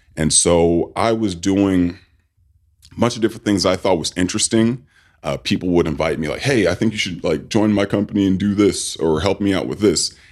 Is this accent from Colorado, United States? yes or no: no; Sacramento, California, United States; I grew up in Sacramento, California.